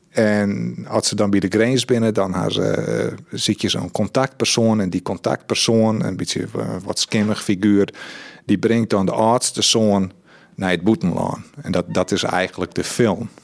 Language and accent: Dutch; Netherlands; en dan kom ik uit Husterveen